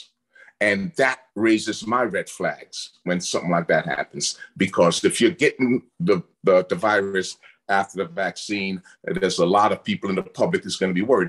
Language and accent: English; New York City, New York, United States; also born or lived in Caribbean; now in Arizona, United States; I grew up in Brooklyn, from the Caribbean, but grew up in Brooklyn.